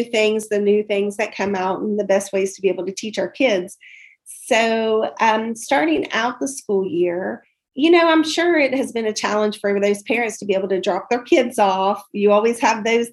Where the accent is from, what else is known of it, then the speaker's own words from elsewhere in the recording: West Virginia, United States; moved away as an adult; now in Mason County, Kentucky, United States; I was originally from West Virginia